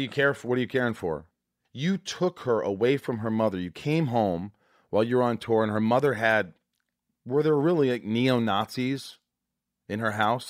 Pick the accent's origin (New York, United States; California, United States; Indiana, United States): Indiana, United States; Evansville; I'm also from Indiana. I grew up in southern Indiana